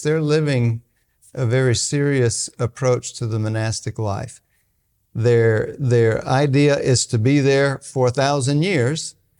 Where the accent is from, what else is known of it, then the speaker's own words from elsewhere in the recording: Bryan, Texas, United States; moved away as an adult; now in Tulsa, United States; I grew up in Bryan, Texas. It's a small town